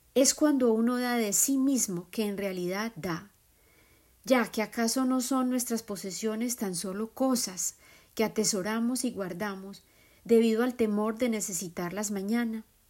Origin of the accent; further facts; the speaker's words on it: Colombia; moved away; Colombia, mi tierra de origen